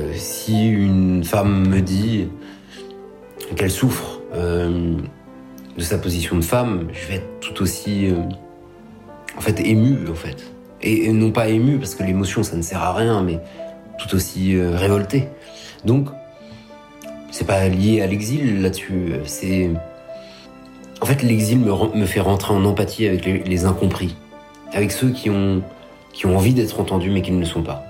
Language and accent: French; Paris, Île-de-France, France; moi je suis né à Paris, donc je suis pas un déraciné, je suis pas un exilé